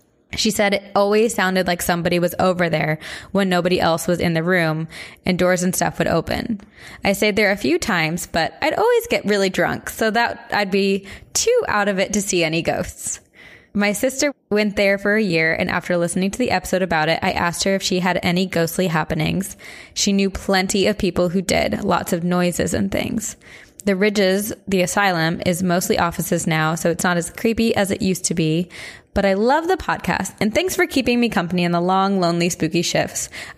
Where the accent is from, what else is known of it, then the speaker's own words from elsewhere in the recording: Columbus, Ohio, United States; now in Phoenix, United States; I grew up in Columbus, but now I live in Phoenix.